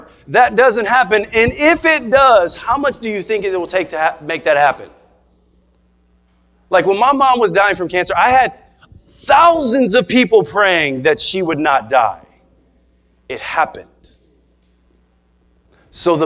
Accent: Nebraska, United States; moved away; we're from Nebraska.

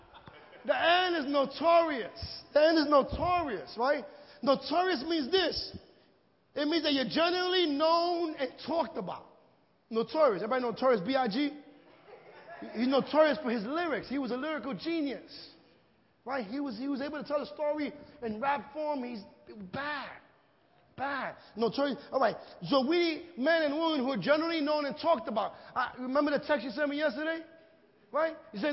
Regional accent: New York City, New York, United States; I'm from Greenpoint

